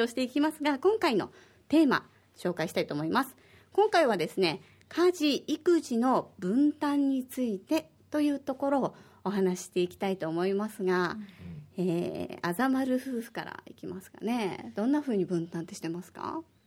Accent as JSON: {"language": "Japanese", "region": "Osaka", "country": "Japan", "tie": "born or raised there", "moved": "as an adult", "lives_now": "Okinawa, Japan", "said": "私は大阪出身"}